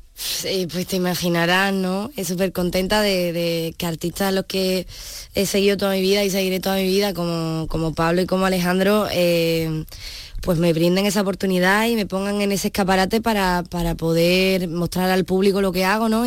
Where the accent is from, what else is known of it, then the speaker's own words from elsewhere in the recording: Punta Umbría, Andalusia, Spain; yo soy de Punta Umbría